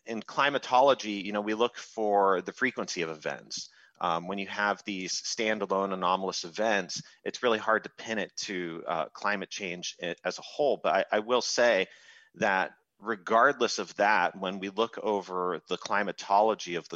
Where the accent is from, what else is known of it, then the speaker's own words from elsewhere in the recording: Seattle area, Washington, United States; moved away; being a kid of the Northwest, I grew up in the Seattle area